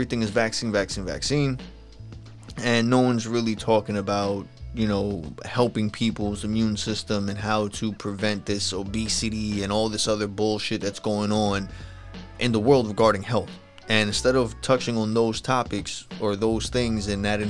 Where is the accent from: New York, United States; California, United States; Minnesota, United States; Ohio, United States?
New York, United States; I'm from New York